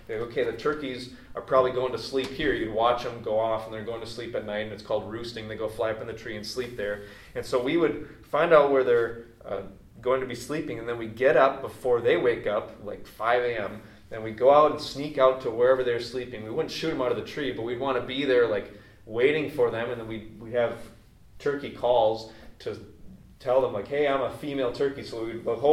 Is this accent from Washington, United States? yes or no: no; North Woods of Wisconsin, United States; I grew up in the North Woods of Wisconsin